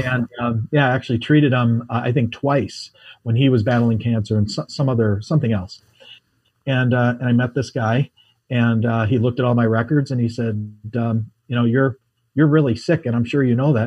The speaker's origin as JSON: {"language": "English", "country": "United States", "said": "I'm an American"}